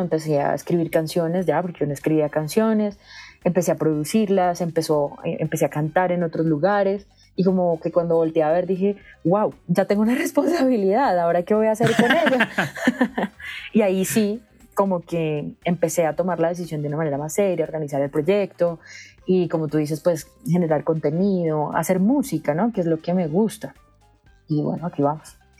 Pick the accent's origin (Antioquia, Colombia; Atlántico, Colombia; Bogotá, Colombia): Bogotá, Colombia; yo nací en la ciudad de Bogotá, desde la cual los saludo. Soy súper, súper bogotana, de familia bogotana